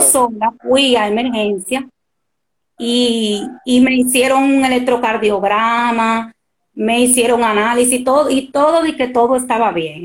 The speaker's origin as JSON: {"language": "Spanish", "country": "Dominican Republic", "said": "soy dominicana"}